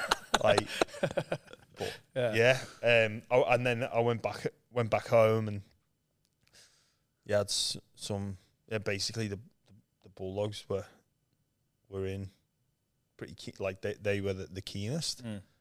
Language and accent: English; England, United Kingdom; So what happened, when I was growing up in England, I'd never really been on, I don't think I'd ever been on a plane before.